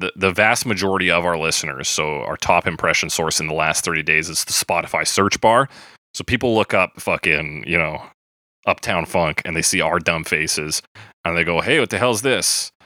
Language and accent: English; Canada; we're Canadian